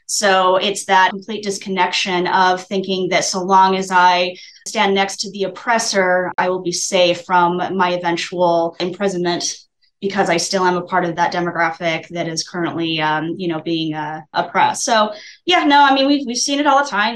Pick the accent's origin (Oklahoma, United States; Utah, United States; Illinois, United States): Utah, United States; moved away; I am originally from Utah